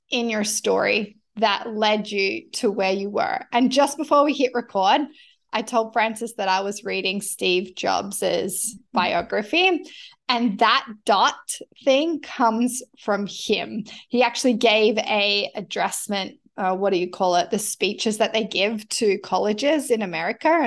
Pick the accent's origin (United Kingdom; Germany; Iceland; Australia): Australia; born or raised there; accent: mix of accents; moved away as an adult; now in Canada